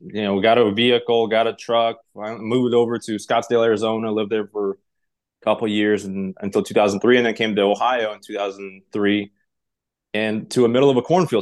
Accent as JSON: {"language": "English", "region": "Tashkent", "country": "Uzbekistan", "tie": "born or raised there", "also_born_or_lived": "Russia", "second_language": "English", "moved": "yes", "lives_now": "United States", "said": "I'm originally from Tashkent, Uzbekistan. Grew up there, uh, lived in Russia for part of time in a small little village in Kinyel."}